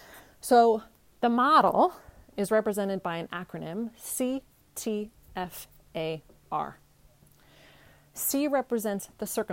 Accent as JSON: {"language": "English", "region": "California", "country": "United States", "tie": "born or raised there", "also_born_or_lived": "Bulgaria / New York", "moved": "as an adult", "said": "I grew up in California."}